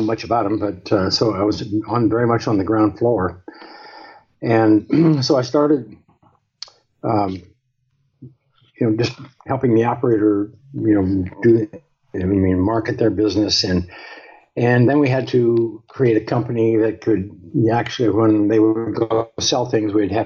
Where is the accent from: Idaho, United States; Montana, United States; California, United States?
Montana, United States; I grew up in Montana, which is one of the northernmost states in the United States